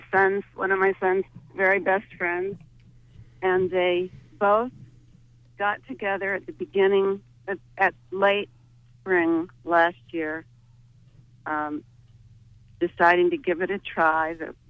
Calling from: St. George, Maine, United States; I'm calling from St. George, Maine.

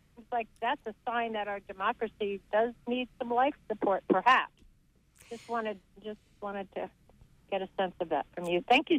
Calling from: Deer Isle, Maine, United States; from Deer Isle again.

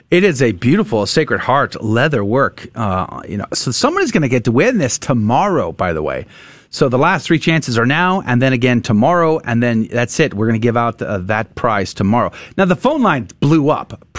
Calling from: Greenville, Texas, United States; Calling from Greenville, Texas

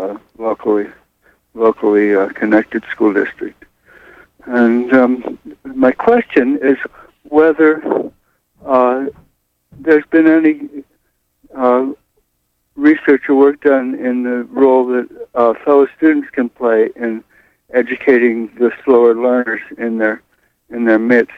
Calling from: East Blue Hill, Maine, United States; I'm calling from East Blue Hill at the moment.

